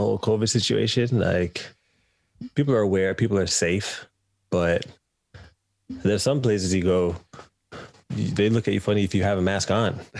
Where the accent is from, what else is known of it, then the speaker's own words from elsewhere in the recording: Canada; moved away as an adult; now in United Kingdom; I'm Canadian